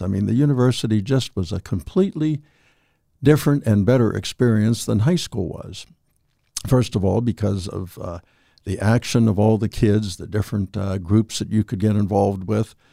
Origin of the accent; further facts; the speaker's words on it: Weirton, West Virginia, United States; also born or lived in Steubenville, Ohio; I'm from Weirton, just across the river.